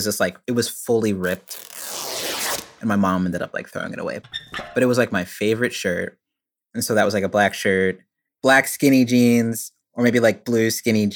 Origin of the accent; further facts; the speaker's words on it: Richardson, Texas, United States; now in Boston, United States; I grew up in Richardson, Texas